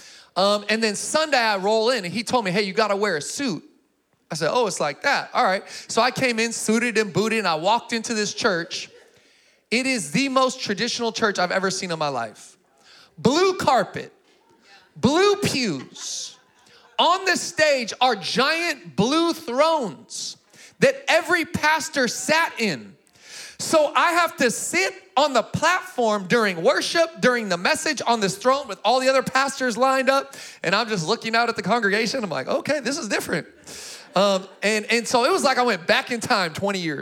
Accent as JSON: {"language": "English", "town": "Sacramento", "region": "California", "country": "United States", "tie": "born or raised there", "also_born_or_lived": "Springfield, Missouri", "said": "I grew up in Sacramento"}